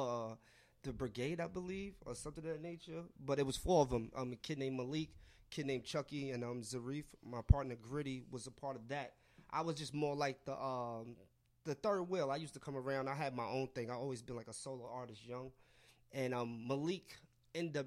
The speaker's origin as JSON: {"language": "English", "region": "New York", "country": "United States", "tie": "born or raised there", "said": "I grew up in New York, love New York teams"}